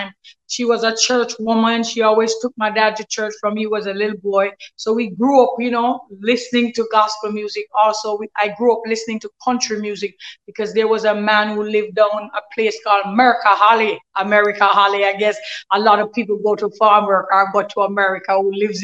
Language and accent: English; Galina, Saint Mary, Jamaica; I grew up in Galena, St. Mary, 3 miles away from Port Maria, which is the capital